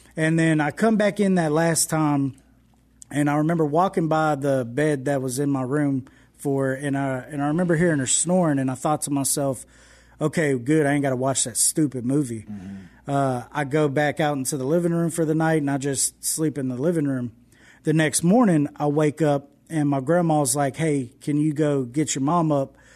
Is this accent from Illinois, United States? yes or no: no; Houston, Texas, United States; moved away as an adult; now in West Monroe, United States; I didn't grow up in West Monroe, Louisiana. I grew up in Houston, Texas